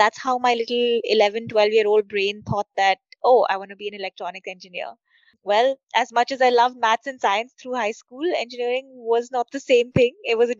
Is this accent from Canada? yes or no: no; Budapest, Hungary; I grew up in Budapest with my dad heading an electronics firm